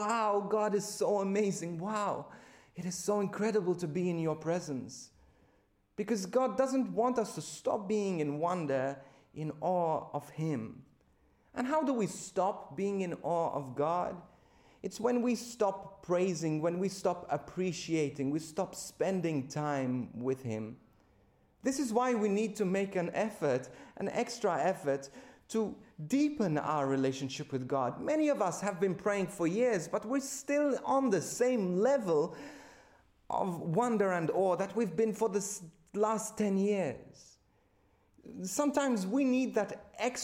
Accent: Malta; moved away as an adult; now in Australia; my home country of Malta

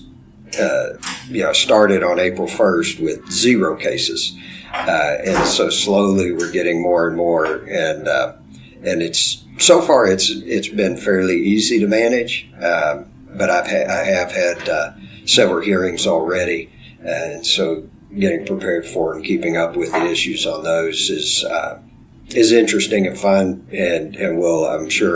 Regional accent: Bryan, Texas, United States; also born or lived in Waco, Texas / Austin, Texas; I grew up in Texas, went to Texas A&M, grew up in a town called Bryan, right by where Texas A&M is located

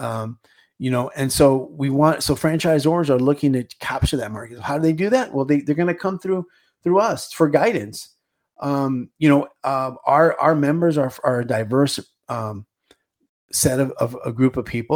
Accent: Los Angeles, California, United States; I grew up in California

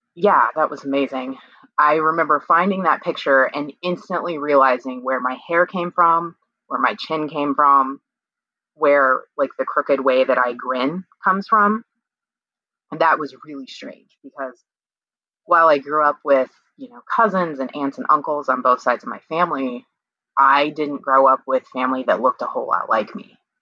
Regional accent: Kansas, United States; I'm from Kansas and I was born in 1980

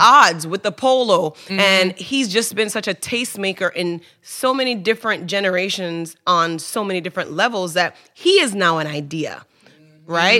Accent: Kingston, Jamaica; also born or lived in New York; I was born in New York, but raised in Kingston, Jamaica

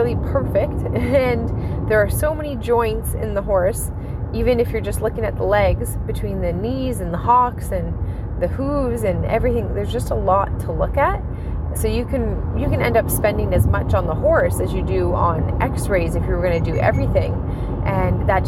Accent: Ontario, Canada; I'm from Ontario, Canada

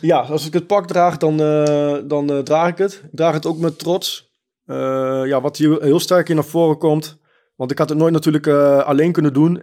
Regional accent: Germany; now in Netherlands; Ik ben geboren in Duitsland en ik woon in Nederland.

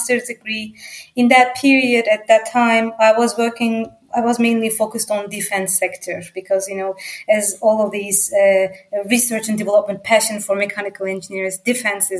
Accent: Istanbul, Turkey; English is a second language; moved away as an adult; now in Germany; living in Istanbul, where my hometown is. And then I have moved to Europe, to Germany

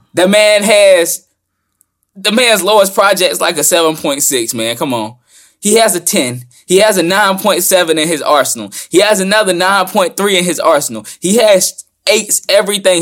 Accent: the South, United States; I'm down from the South

